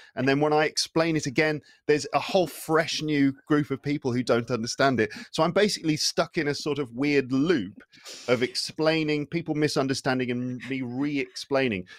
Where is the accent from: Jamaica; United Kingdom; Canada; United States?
United Kingdom; first language English; now in France; I'm from the U K.